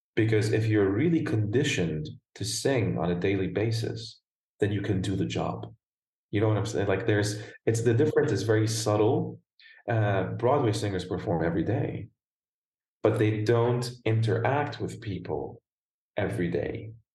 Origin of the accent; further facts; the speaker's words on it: Beirut, Beirut Governorate, Lebanon; accent: American; moved away as an adult; also born or lived in Germany / Italy; now in United States; So I was born and raised in Lebanon, in Beirut, Lebanon